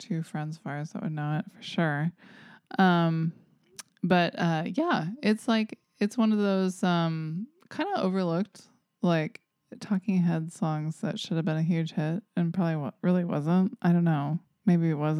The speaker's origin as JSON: {"language": "English", "region": "the South", "country": "United States", "said": "I'm from the South"}